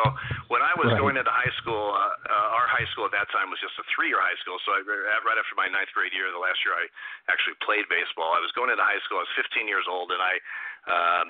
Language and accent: English; Eugene, Oregon, United States; I grew up in Eugene, Oregon